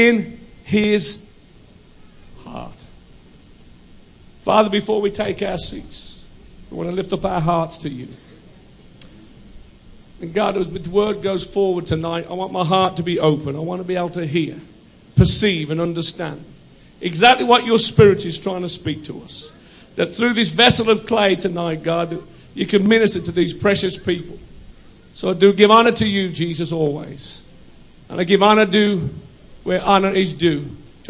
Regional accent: United Kingdom; also born or lived in United States; I'm British

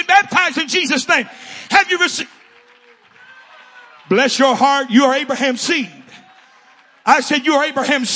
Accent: Southern California, United States; moved away; I'm from SoCal.

